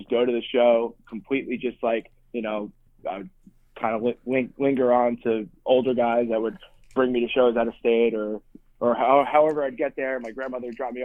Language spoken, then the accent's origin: English; Clark, New Jersey, United States; I'm Clark, New Jersey. That's where I grew up, and my grandparents still live